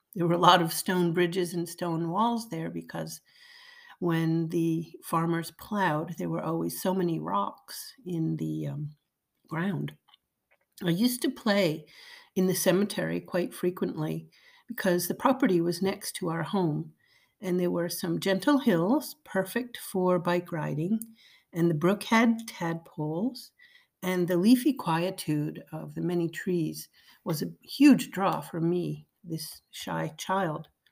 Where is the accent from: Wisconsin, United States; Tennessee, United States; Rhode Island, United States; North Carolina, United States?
Rhode Island, United States; East Greenwich; It's my hometown where I grew up